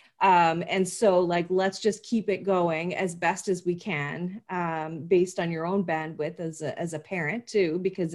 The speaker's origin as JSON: {"language": "English", "country": "Canada", "said": "as a Canadian"}